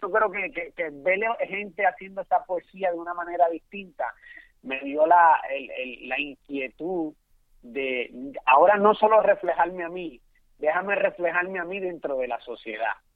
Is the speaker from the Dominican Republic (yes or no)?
yes; Santo Domingo, Distrito Nacional, Dominican Republic; also born or lived in Puerto Rico; now in New York, United States; yo soy de la, de la capital de la República Dominicana, Santo Domingo. Eh, de un barrio humilde que es conocido como el Capotillo